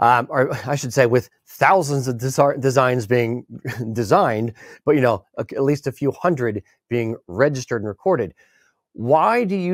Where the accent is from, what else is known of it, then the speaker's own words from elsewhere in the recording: United States; as an American